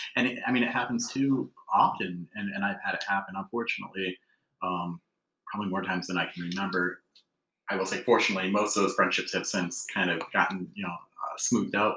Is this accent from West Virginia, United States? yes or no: no; Alpena, Michigan, United States; born and raised in Alpena